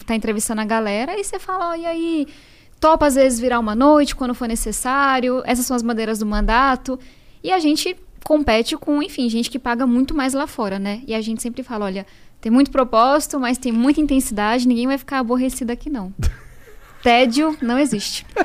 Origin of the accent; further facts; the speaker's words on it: São Paulo, Brazil; Eu venho da Zona Sul de São Paulo